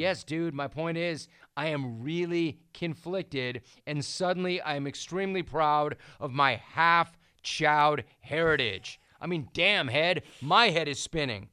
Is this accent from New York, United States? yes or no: no; Los Angeles, California, United States; As a kid growing up in Los Angeles, the Steelers were my favorite team.